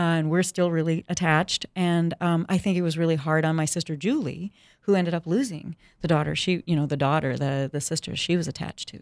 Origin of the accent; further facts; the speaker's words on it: Saint Paul, Minnesota, United States; I grew up in Saint Paul in the Twin Cities